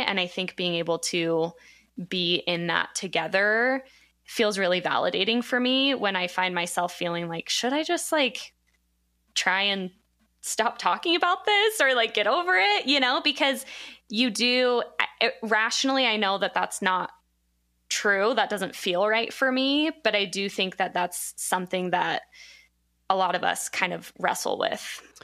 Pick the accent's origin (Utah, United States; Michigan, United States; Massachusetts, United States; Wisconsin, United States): Utah, United States; Provo; I'm from Provo